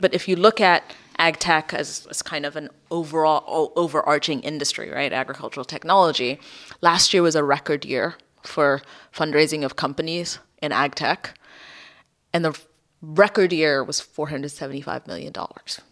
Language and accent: English; Ethiopia; I grew up in Ethiopia in the eighties